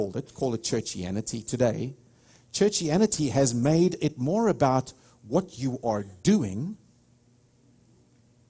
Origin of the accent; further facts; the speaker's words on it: South Africa; moved away as an adult; now in United States; I'm a South African, I don't have an accent